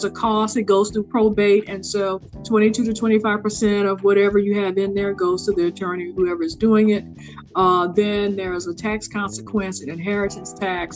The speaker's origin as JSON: {"language": "English", "region": "Louisiana", "country": "United States", "tie": "born or raised there", "moved": "yes", "lives_now": "Jacksonville, United States", "said": "I grew up in Louisiana"}